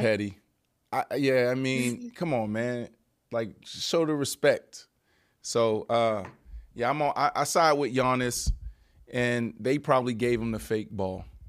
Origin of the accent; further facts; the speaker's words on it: Pittsburgh, Pennsylvania, United States; I'm from East Liberty